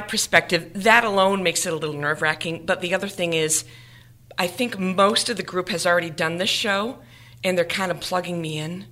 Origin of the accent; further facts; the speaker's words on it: Swansea, Massachusetts, United States; also born or lived in Attleboro, Massachusetts; I'm from Attleboro, but I was born and raised in Swansea, Massachusetts